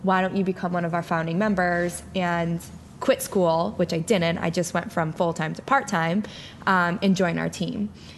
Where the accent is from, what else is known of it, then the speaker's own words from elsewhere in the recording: Rome, New York, United States; So I grew up around here. I'm actually from Rome, New York.